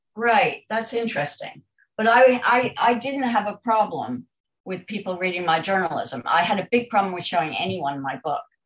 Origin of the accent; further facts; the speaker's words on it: United States; moved away as an adult; also born or lived in New York; now in London, United Kingdom; I'm an American